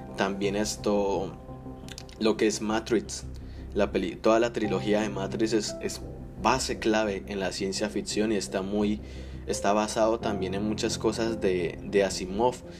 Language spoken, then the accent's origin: Spanish; Colombia; now in United States; soy de Colombia, pero vivo en Estados Unidos